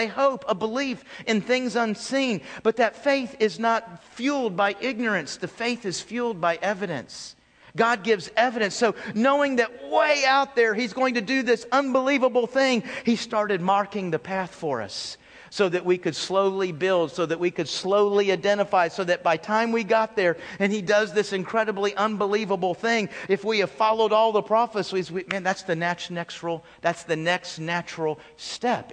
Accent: Texas, United States; I'm from Texas.

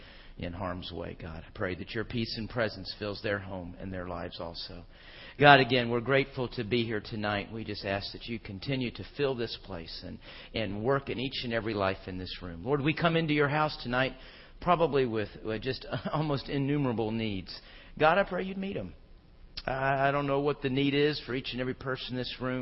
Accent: Houston, Texas, United States; also born or lived in Phoenix, Arizona / Charlotte, North Carolina; I grew up in Houston, Texas. I was born in Phoenix, lived in Charlotte for a couple of years, but by and large, most of my growing up years were in Houston, and that's what I call home

